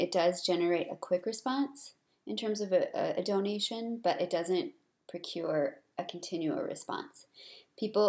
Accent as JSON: {"language": "English", "country": "United States"}